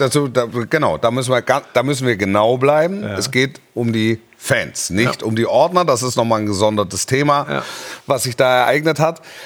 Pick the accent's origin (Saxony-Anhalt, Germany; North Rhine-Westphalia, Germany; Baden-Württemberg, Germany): Baden-Württemberg, Germany; Stuttgart; ich bin in der Region Stuttgart groß geworden